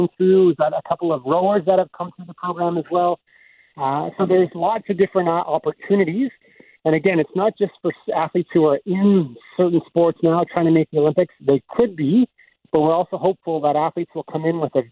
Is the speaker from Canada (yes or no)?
yes; Winnipeg, Manitoba, Canada; also born or lived in Deloraine, Manitoba; spent a lot of time in Winnipeg growing up